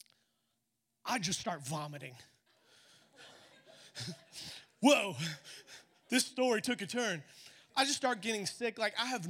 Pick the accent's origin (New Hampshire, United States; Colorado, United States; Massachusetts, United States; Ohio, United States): Colorado, United States; moved away as an adult; I'm originally from Colorado